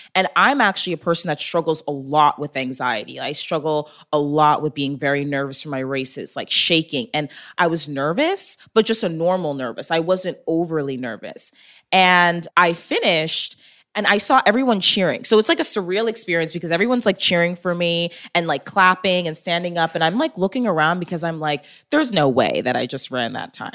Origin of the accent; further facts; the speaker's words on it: Long Island, New York, United States; moved away as an adult; also born or lived in Texas; I was born and raised in New York.